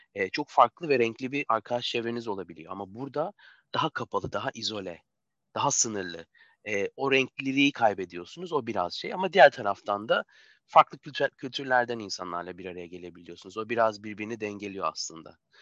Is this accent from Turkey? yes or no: yes; Turkey; biz Türkler